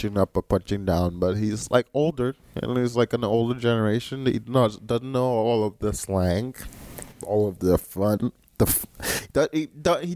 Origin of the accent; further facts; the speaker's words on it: Nigeria; moved away as an adult; now in United States; I grew up in Nigeria, and I went to boarding school at the age of 10